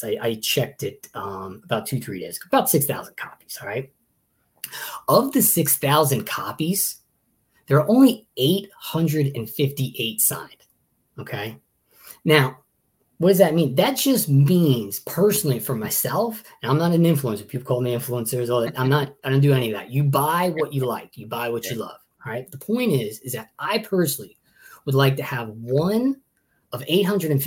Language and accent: English; Long Island, New York, United States; moved away; I'm originally from Long Island, New York.